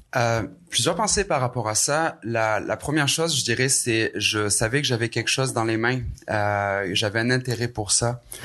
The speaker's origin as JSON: {"language": "French", "town": "Aix-en-Provence", "region": "Provence-Alpes-Côte d'Azur", "country": "France", "tie": "born or raised there", "moved": "as an adult", "lives_now": "Quebec, Canada", "said": "je suis un, un, Français hybride québécois. Mhm. Euh, qui, ça fait maintenant 16 ans que je suis ici au Québec, euh, né en France, dans le sud de la France, à Marseille, euh, Aix-en-Provence plus précisément"}